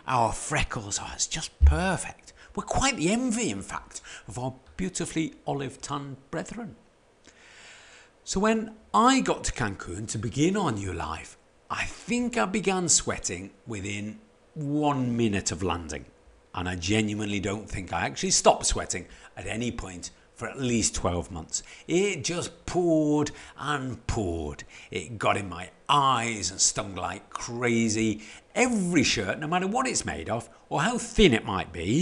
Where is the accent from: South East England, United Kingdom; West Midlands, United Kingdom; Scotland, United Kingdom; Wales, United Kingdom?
West Midlands, United Kingdom; Stoke-on-Trent; moved away; a bloke who was born and brought up in Stoke-on-Trent